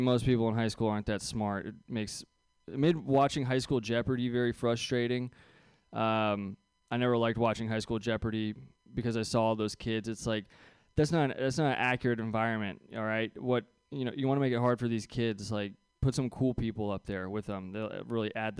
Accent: Bay Area, California, United States; I grew up here in the Bay Area

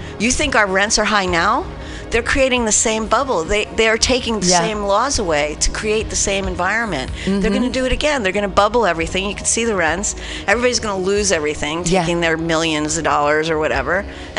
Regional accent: New Jersey, United States; I'm from New Jersey.

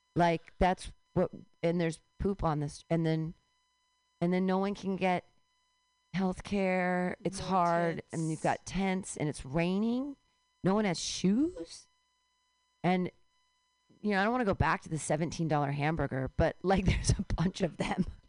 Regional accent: California, United States; I can legitimately claim California as a birthright

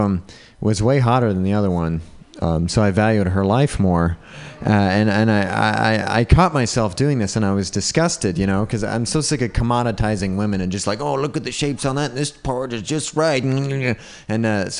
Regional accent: Utah, United States; Racism was tricky growing up in Utah.

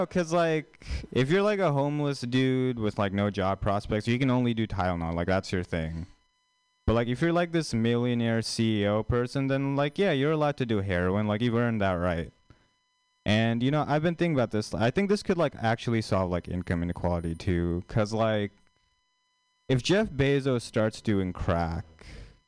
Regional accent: India; moved away; an Indian person, like, actually from India

